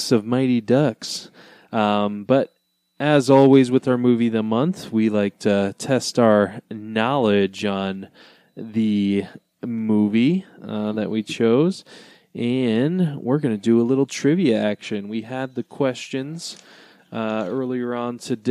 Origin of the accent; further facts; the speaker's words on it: Detroit, Michigan, United States; growing up in Detroit, it obviously was a big hockey town